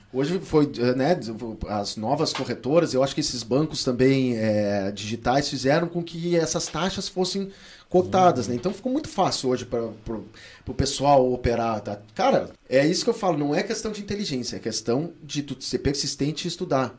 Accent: Rio Grande, Rio Grande do Sul, Brazil; moved away; cidade que eu morava, minha cidade natal, em Rio Grande

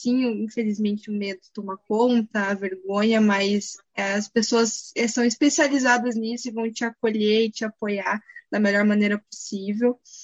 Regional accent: Curitiba, Paraná, Brazil; sou de Curitiba

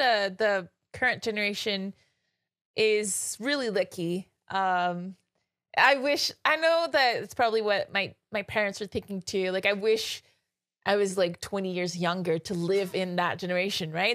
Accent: Quebec, Canada; I'm from Quebec

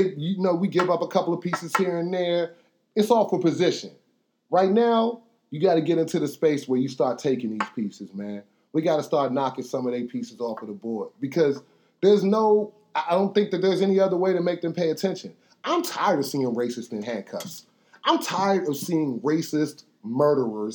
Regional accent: Washington, District of Columbia, United States; we come from Northwest DC

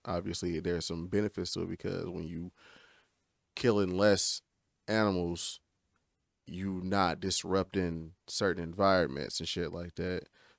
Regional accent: United States; you just been American your whole life

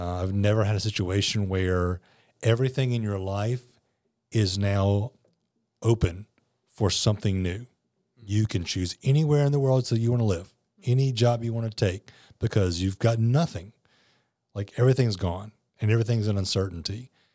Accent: South Louisiana, United States; also born or lived in New Orleans; growing up in South Louisiana, Hurricanes were just a part of life.

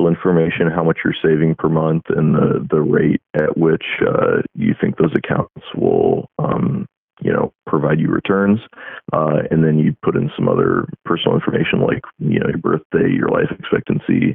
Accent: Iowa, United States; now in Florida, United States; I'm originally from the Midwest. I'm from Iowa. But I actually live down in Florida at the moment

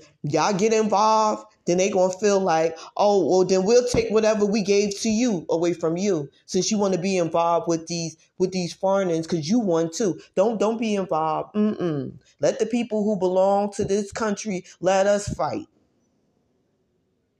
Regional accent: Newark, New Jersey, United States; I was born in Newark, New Jersey

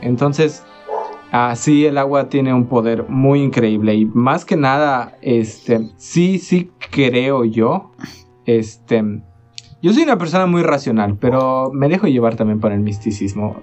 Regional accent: Hoctún, Yucatán, Mexico; moved away; yo soy de Hoctun

